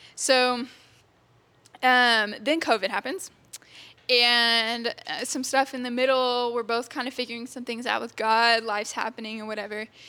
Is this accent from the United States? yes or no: yes; Texas, United States; I grew up in Texas. I've been here my whole life. I've never moved or anything